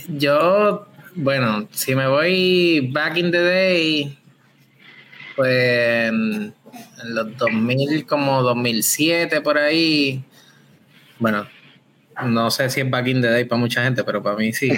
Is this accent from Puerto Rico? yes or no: yes; Rincón, Puerto Rico; yo soy de Rincón